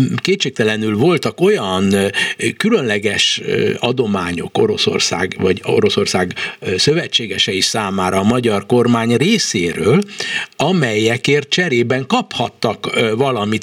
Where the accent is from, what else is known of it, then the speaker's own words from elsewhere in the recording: Hungary; én kelet-európai magyar ember vagyok